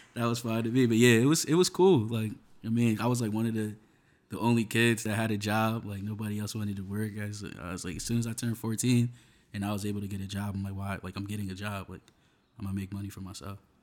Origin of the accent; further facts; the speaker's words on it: Union, New Jersey, United States; also born or lived in Westfield, New Jersey; I grew up in, in Union, New Jersey